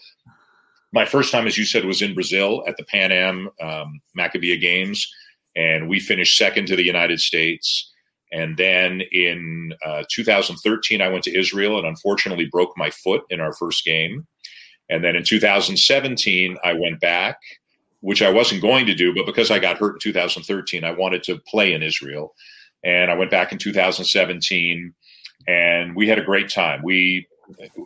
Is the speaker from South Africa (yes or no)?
no; Canada; I'm Canadian.